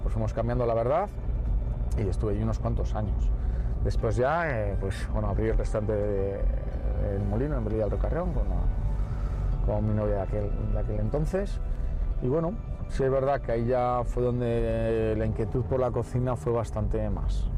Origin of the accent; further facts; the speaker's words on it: Guardo, Castile and León, Spain; moved away; also born or lived in Valladolid; cuando nací en Guardo rondaría los 12.000, 13.000 habitantes mínimo